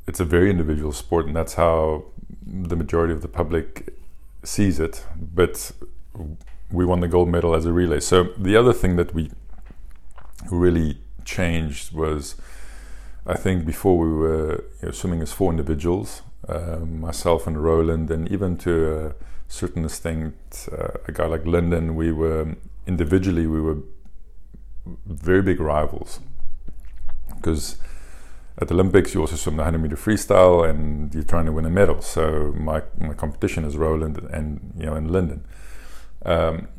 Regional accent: South Africa; we are from South Africa, and we don't have the facilities and the money

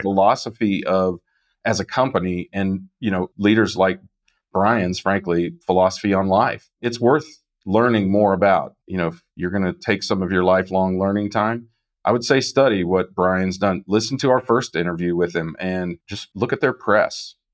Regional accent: Kansas, United States; I'm from Kansas

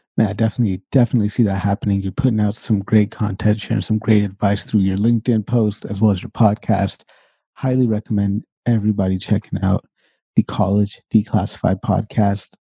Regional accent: Sacramento, California, United States; moved away as an adult; now in Canada; I'm born and raised Sacramento, California. and I lived there until I was way late into my twenties

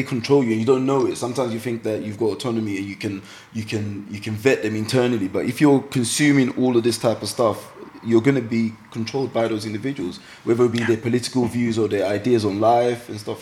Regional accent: London, United Kingdom; accent: East London; now in Essex, United Kingdom; Being in East London, I just didn't think I sounded proper enough

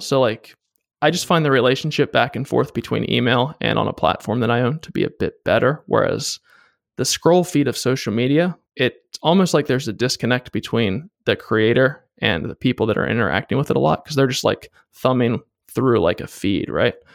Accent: East Coast, United States; moved away as an adult; also born or lived in northern Washington state; now in Washington, United States; I moved out here first to work for Boeing doing aerospace engineering, and I was from the East Coast

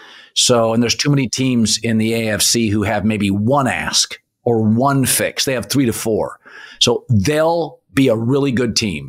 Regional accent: Pacific Northwest, United States; I'm from the Pacific Northwest.

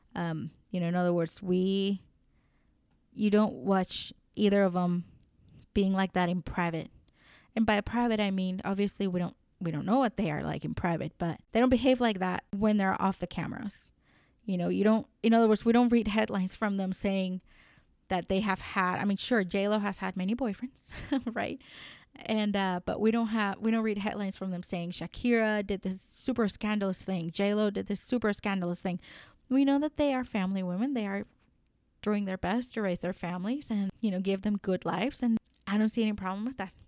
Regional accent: United States; also born or lived in Colombia; I may be American. I'm Colombian American

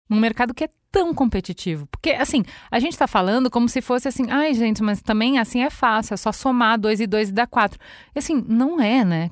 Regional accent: Brazil; enquanto brasileiro

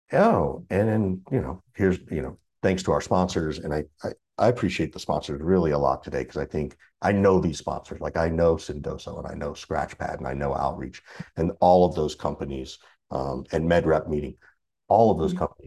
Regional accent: Macon, Georgia, United States; I grew up in Macon, Georgia.

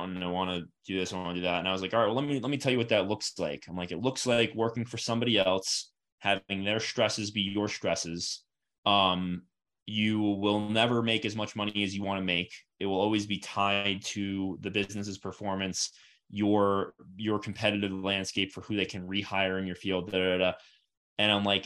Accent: Florida, United States; moved away as an adult; also born or lived in Atlanta / Connecticut / Seattle; now in Denver, United States; I grew up in Florida

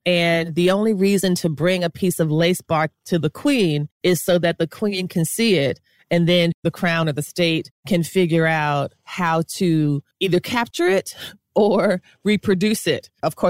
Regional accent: South Florida, United States; I grew up in South Florida

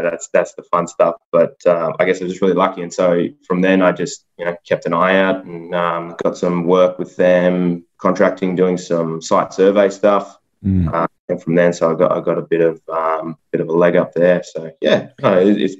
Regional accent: Narrabri, New South Wales, Australia; also born or lived in Lightning Ridge; now in Newcastle, Australia; I'm from a tiny town called Narrabri, so I grew up out there

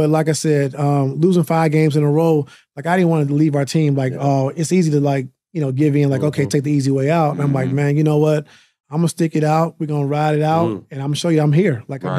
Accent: Mexico, Missouri, United States; And so growing up in Mexico, it's 11,000 people, you know, so when you play in arena, it's two times more people in the stands right. than it is in my hometown.

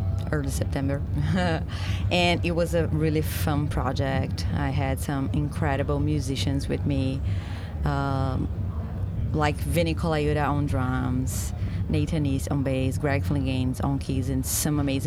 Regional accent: Brazil; moved away as an adult; now in Los Angeles, United States; I moved from Brazil to LA, like, 3 years ago.

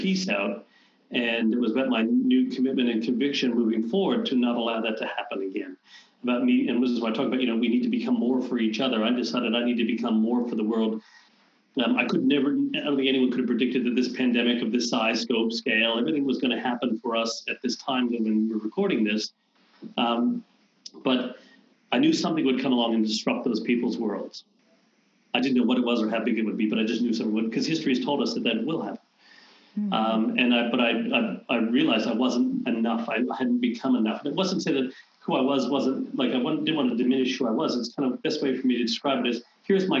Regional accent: Canada; I'm Canadian

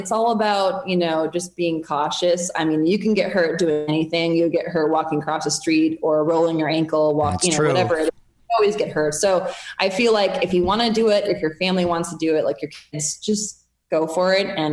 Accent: Minnesota, United States; I'm actually from Minnesota

